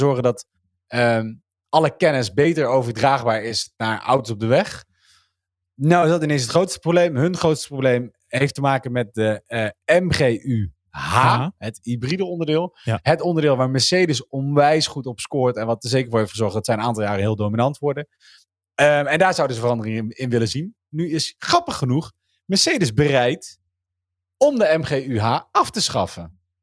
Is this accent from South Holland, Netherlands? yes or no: no; North Brabant, Netherlands; now in Gelderland, Netherlands; ik ben in Brabant geboren vriend en ik woon in Gelderland.